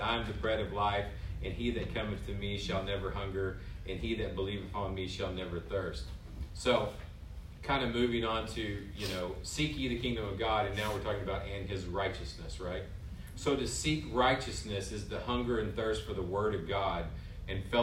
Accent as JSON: {"language": "English", "region": "West Texas", "country": "United States", "tie": "born or raised there", "said": "growing up in Texas"}